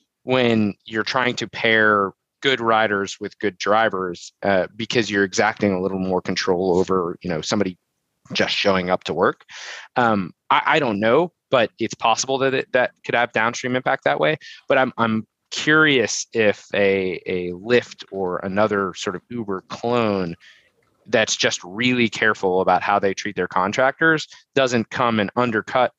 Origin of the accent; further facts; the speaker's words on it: United States; as an American